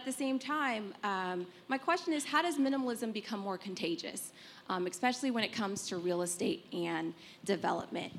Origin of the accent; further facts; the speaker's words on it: Omaha, Nebraska, United States; My hometown's Omaha, Nebraska.